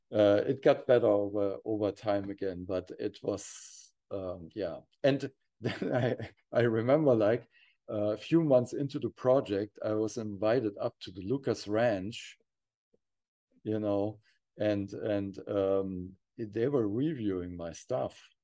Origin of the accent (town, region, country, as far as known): near Frankfurt, Hesse, Germany; born or raised there; also born or lived in Kassel, Germany